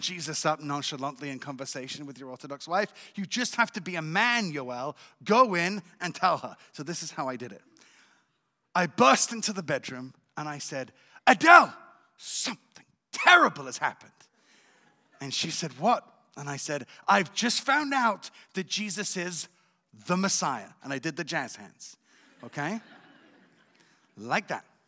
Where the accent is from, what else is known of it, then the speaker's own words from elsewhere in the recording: England, United Kingdom; also born or lived in Israel / France; now in Jerusalem, Israel; I was born in Israel, but raised in England and in France.